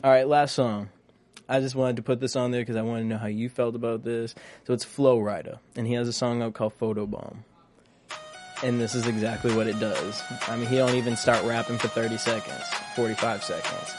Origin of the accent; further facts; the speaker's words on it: East Coast, United States; moved away; I'm from the East Coast